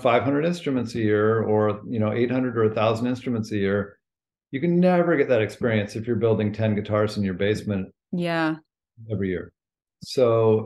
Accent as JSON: {"language": "English", "region": "California", "country": "United States", "tie": "born or raised there", "also_born_or_lived": "Maine", "moved": "as an adult", "said": "I grew up in California."}